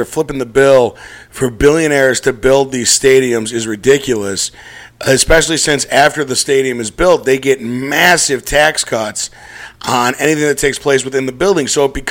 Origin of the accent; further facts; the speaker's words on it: Chicago, Illinois, United States; I'm from Chicago